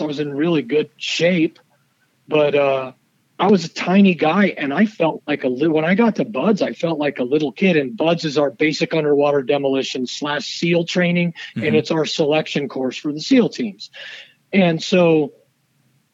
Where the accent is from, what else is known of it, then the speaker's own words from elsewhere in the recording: Southern California, United States; I grew up in Southern California